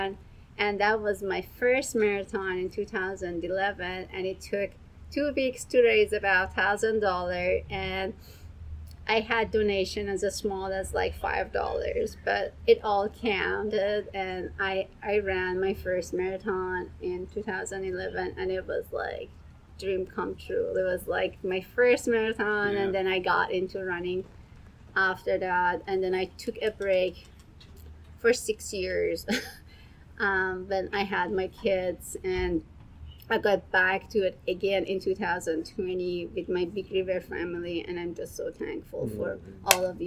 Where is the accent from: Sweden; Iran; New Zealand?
Iran; English is a second language; moved away as an adult; now in United States; I grew up in Iran